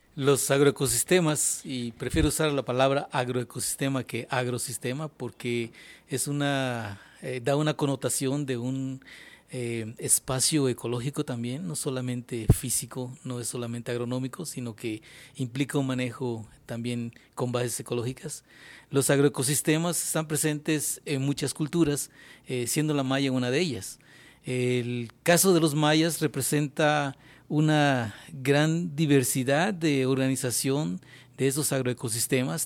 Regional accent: Mexico

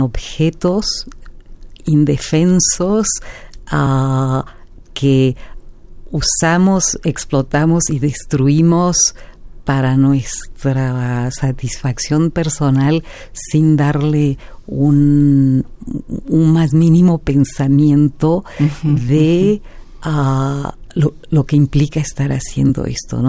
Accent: Mexico; como ciudadanos, como mexicanos, mexicanas

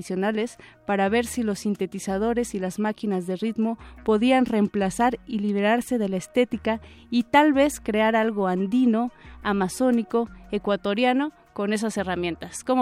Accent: Mexico City, Mexico; Es decir, nosotros como citadinos, eh

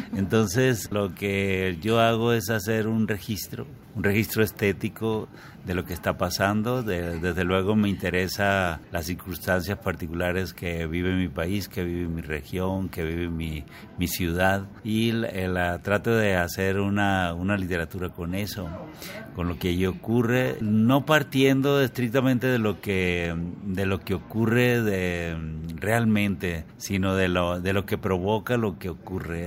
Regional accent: Mexico; yo vengo de la Colpop, que es un barrio duro y fuerte

